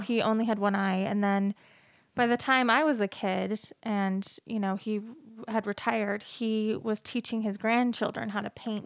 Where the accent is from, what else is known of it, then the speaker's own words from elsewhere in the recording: Salt Lake City, Utah, United States; I grew up in Salt Lake City, Utah, born and raised